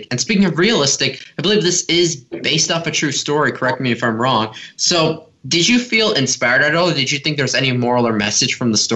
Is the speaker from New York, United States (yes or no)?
no; Los Angeles, California, United States